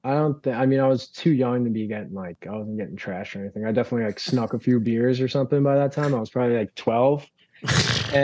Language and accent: English; Lindenhurst, New York, United States; Lindenhurst high school kids, like just from my hometown